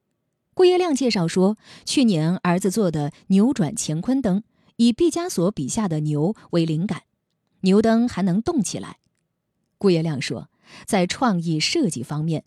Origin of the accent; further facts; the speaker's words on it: Nanjing, Jiangsu, China; 我们南京人内心深处最依恋的年味儿